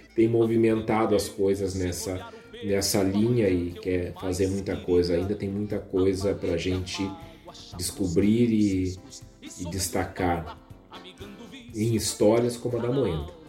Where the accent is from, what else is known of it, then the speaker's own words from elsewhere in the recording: Viamão, Rio Grande do Sul, Brazil; município vizinho da minha terra natal, Viamão